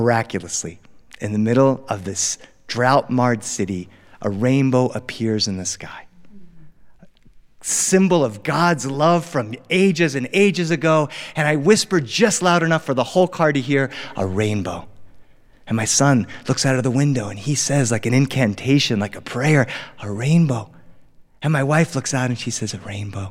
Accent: Delaware, United States; born or raised there; now in Los Angeles, United States

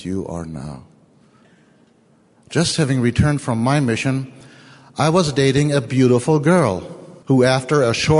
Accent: Germany; accent: German; English is a second language; moved away; I am German. Not only because of my funny accent

